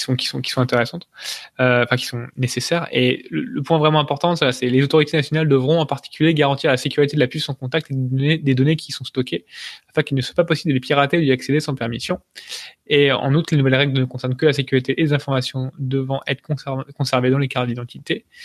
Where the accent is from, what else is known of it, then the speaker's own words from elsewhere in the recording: France; on est français, on est chauvin